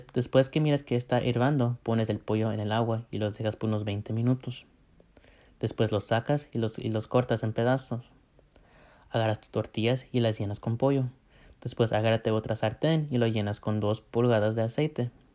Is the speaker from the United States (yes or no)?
yes; United States; nací en los Estados Unidos, pero mis papás son de México